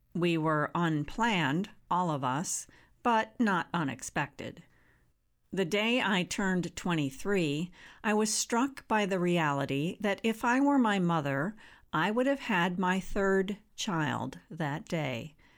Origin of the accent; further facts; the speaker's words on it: Barron County, Wisconsin, United States; I was born and raised in Barron County, a humble rural area in northwest Wisconsin